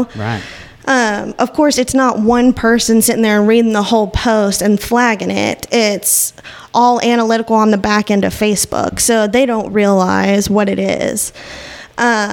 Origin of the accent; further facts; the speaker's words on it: Northwest Arkansas, United States; moved away as an adult; also born or lived in Kansas / Texas; I've been born and raised in Northwest Arkansas